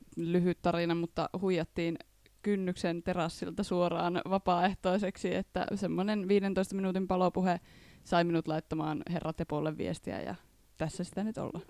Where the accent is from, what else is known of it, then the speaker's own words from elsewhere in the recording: Reisjärvi, North Ostrobothnia, Finland; now in Jyväskylä, Finland; Mä oon alun perin Reisjärveltä ihan järkyttävän pienestä kylästä Pohjois-Pohjanmaan eteläisimmästä kunnasta.